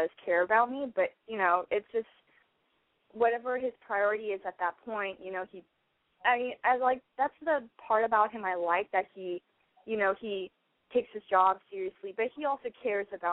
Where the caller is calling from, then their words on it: Los Angeles, California, United States; I am 25 and I'm calling from L.A.